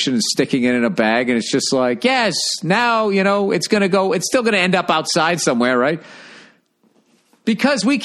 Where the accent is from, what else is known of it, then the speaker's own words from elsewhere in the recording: United States; I'm from the United States. I'm American.